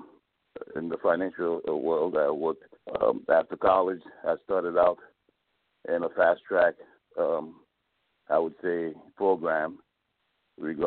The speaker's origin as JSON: {"language": "English", "region": "New York", "country": "United States", "tie": "born or raised there", "also_born_or_lived": "Port-au-Prince, Haiti", "moved": "as an adult", "lives_now": "South Florida, United States", "said": "I grew up in New York. I was born in Port-au-Prince, Haiti. I left Haiti at the age of 8 years old"}